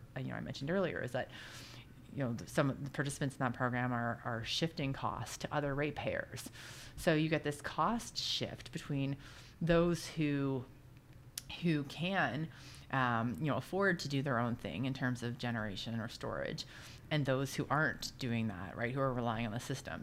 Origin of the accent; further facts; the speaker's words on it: Oshawa, Ontario, Canada; I grew up in South Oshawa